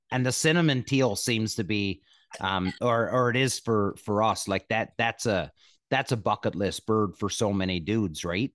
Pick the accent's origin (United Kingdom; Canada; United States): Canada; I'm Canadian, right? Grew up playing hockey